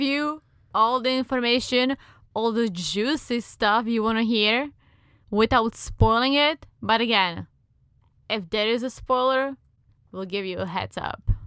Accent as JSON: {"language": "English", "country": "Czechia", "tie": "born or raised there", "accent": "Czech", "second_language": "English", "moved": "yes", "lives_now": "United States", "said": "I am indeed from the Czech Republic"}